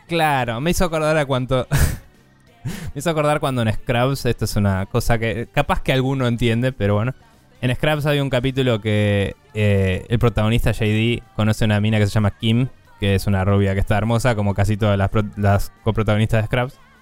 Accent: Argentina; nosotros siendo argentinos

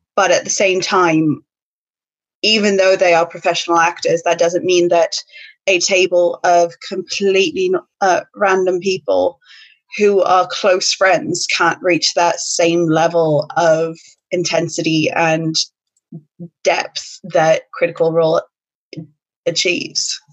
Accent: United States; moved away as an adult; now in United Kingdom; an American speaking, well, live, who's lived in the UK for eleven years now

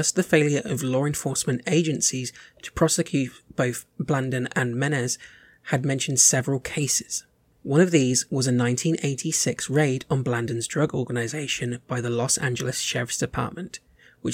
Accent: United Kingdom; we're British as well

